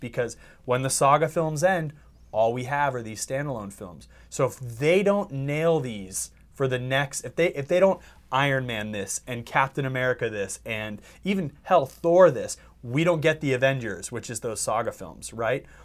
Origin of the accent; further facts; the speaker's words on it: Bay Area, California, United States; moved away; I'm from the Bay Area